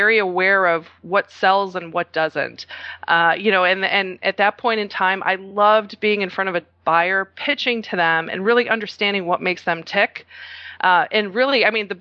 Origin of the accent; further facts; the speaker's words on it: Chicago, Illinois, United States; I'm originally from Chicago, but my parents are from Croatia